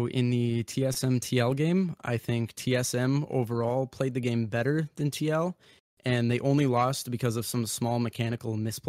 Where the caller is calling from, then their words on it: Mason City, Iowa, United States; I'm calling from Mason City, Iowa.